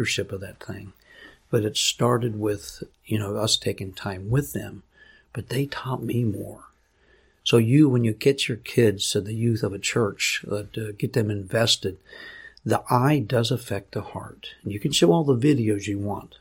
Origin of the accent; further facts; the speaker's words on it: United States; also born or lived in Papua New Guinea; I'm American